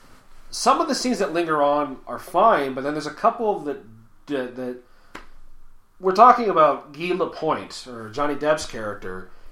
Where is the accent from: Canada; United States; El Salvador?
Canada; as a Canadian